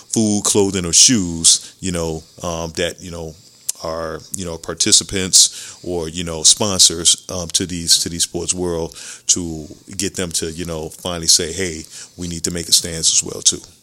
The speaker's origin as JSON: {"language": "English", "town": "Chicago", "region": "Illinois", "country": "United States", "tie": "born or raised there", "said": "growing up in Chicago"}